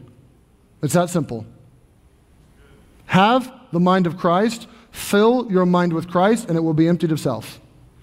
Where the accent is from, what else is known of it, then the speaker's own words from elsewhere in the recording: Louisville, Kentucky, United States; I grew up in Louisville, Kentucky